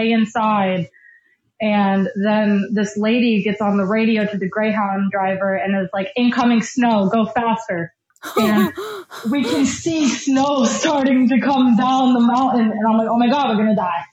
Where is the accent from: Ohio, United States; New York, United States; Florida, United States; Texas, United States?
Florida, United States; I'm from Florida.